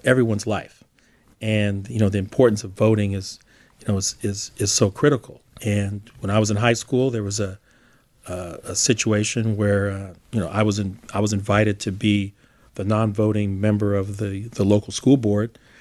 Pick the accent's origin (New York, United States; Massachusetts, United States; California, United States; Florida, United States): California, United States; Albany; also born or lived in Berkeley, California; I was raised literally on the border of Albany and Berkeley. I was proud to say that I grew up in Albany, went to Albany schools